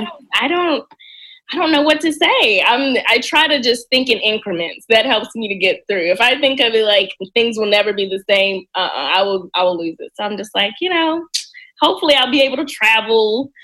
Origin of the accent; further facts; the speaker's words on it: Mississippi, United States; moved away as an adult; now in Washington, D.C., United States; mississippi i love my home state